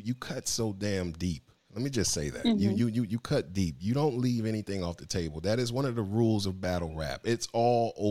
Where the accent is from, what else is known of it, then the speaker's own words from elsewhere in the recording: Miami, Florida, United States; we are from Miami. From the crib.